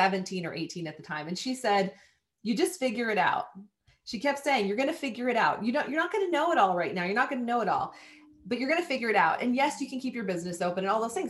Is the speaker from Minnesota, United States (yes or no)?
yes; Southern Minnesota, United States; I was a farm kid growing up in Southern Minnesota